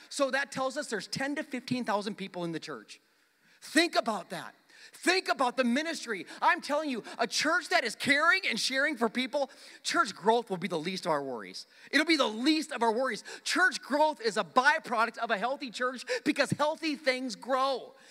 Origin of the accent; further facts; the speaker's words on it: South Dakota, United States; moved away; my hometown in South Dakota